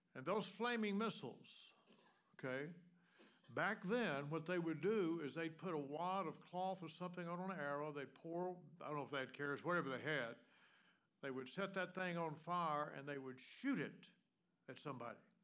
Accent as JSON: {"language": "English", "region": "the South", "country": "United States", "moved": "yes", "said": "Anybody else here from the South besides me and my wife?"}